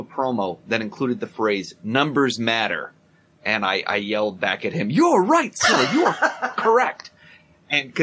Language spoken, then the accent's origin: English; Rochester, New York, United States; moved away; My hometown.